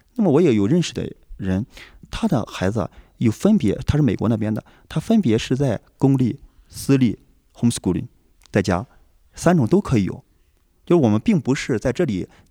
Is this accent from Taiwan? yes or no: no; northern China, China; also born or lived in Xi'an; 是正儿八经地出生在 中国北方的一个农村。那我在西安接受的高等教育，我的爱人也是在济南接受的大学的，呃，学习